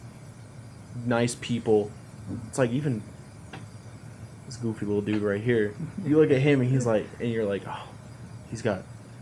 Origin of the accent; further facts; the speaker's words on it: Utah, United States; I wasn't born in Utah, but like, I'm from Utah